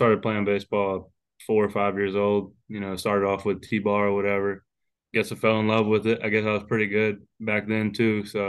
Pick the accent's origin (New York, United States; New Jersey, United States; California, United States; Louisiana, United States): Louisiana, United States; Baton Rouge; I'm actually from Baton Rouge, about 25 minutes away from Alex Box Stadium.